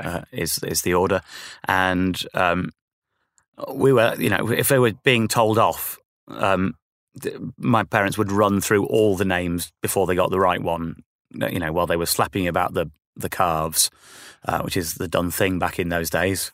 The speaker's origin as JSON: {"language": "English", "town": "Stafford", "region": "West Midlands", "country": "United Kingdom", "tie": "born or raised there", "said": "Stafford is my hometown"}